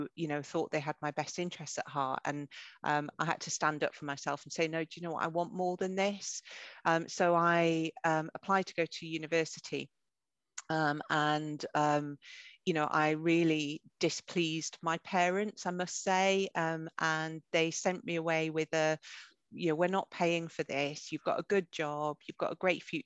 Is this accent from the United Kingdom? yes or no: yes; North Northumberland, North East England, United Kingdom; I grew up in North Northumberland. I'm a farmer's daughter from a really small rural community.